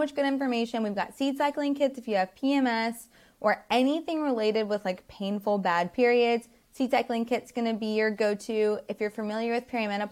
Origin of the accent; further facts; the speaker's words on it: the South, United States; we grew up in the South